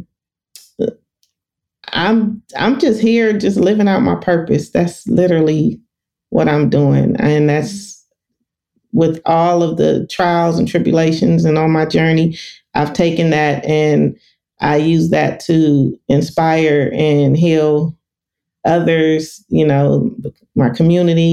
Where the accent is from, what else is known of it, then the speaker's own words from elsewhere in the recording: Los Angeles, California, United States; I'm from South Central Los Angeles, born and raised.